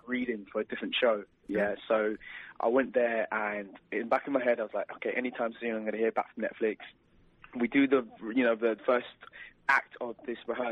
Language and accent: English; London, United Kingdom; we was in my hometown, London